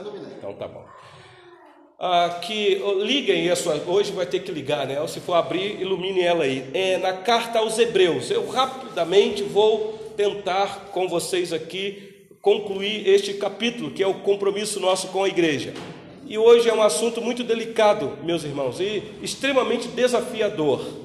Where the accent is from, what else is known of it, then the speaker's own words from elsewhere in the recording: Brazil; Nós que somos brasileiros